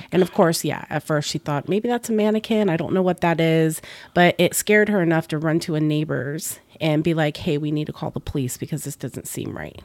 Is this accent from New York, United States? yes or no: no; Florida, United States; also born or lived in Boston, Massachusetts / New England; I grew up in Florida